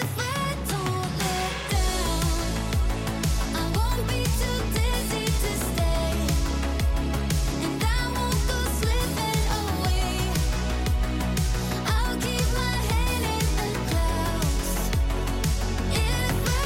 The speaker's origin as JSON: {"language": "English", "town": "Carman", "region": "Manitoba", "country": "Canada", "tie": "born or raised there", "moved": "yes", "said": "They ended up living in a town called Carmen, Manitoba, which, you guessed it, my hometown."}